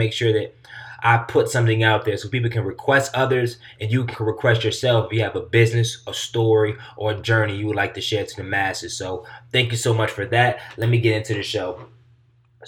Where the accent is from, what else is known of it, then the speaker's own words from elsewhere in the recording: Durham, North Carolina, United States; my hometown, Durham, North Carolina